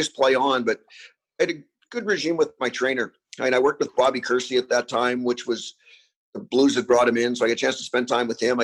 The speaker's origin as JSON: {"language": "English", "country": "Canada", "tie": "born or raised there", "said": "Growing up in Canada"}